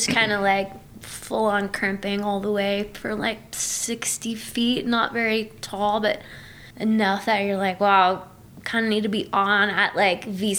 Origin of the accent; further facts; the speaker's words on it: Southeast, United States; because I grew up in the Southeast, and it's very small out there, you know?